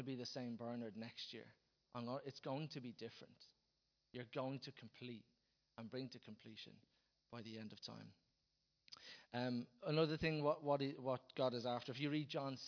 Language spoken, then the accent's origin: English; Dublin, Leinster, Ireland; us as Dubliners or wherever you're from, as Irish people